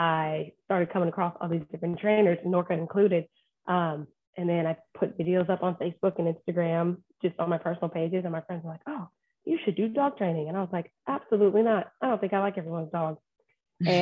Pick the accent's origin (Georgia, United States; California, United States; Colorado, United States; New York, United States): Georgia, United States; Warner Robins; moved away as an adult; also born or lived in Phoenix, Arizona; Born and raised in Warner Robins. I'm a military kid.